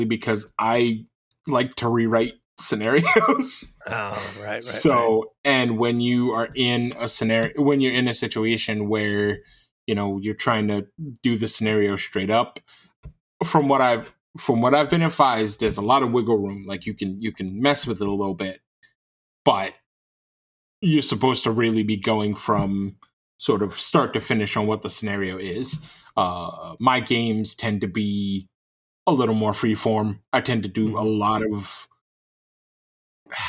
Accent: New York, United States; now in Southern Michigan, United States; I'm from New York, and that's where I mostly lay my head

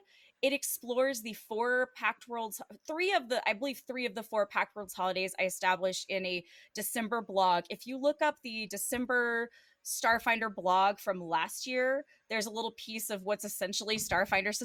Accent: Texas, United States; Texas, which is my home state

